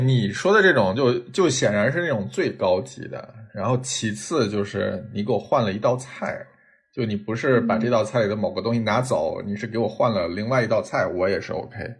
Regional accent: northern China, China; 作为北方人

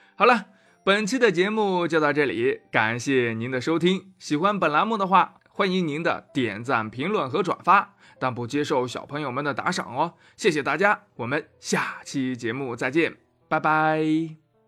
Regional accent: Anyang, Henan, China; 我的家乡河南安阳也遇上了新冠奥密克戎

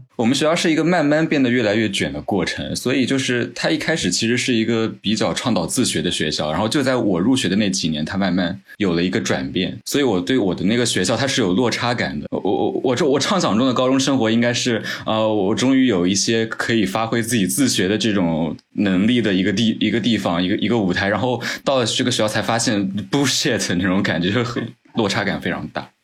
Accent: Jiangsu, China; 来自江苏，然后我比小马哥应该是正好小十岁

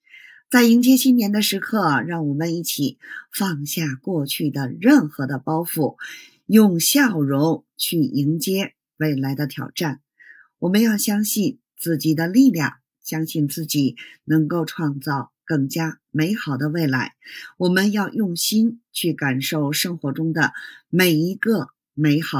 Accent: Beijing, China; ，咱们下期节目再

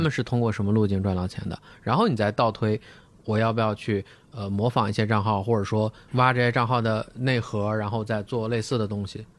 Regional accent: Shandong, China; 咱们山东人就一直走在版

